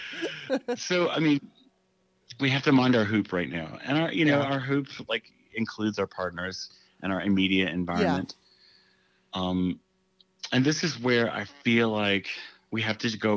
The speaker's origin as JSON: {"language": "English", "region": "the South", "country": "United States", "tie": "born or raised there", "said": "growing up as a Southerner"}